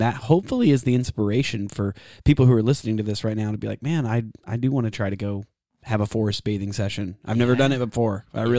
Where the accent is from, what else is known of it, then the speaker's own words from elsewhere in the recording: Austin, Texas, United States; also born or lived in Savannah, Georgia; because I grew up in Austin and, you know, Savannah, Georgia, and different places like that.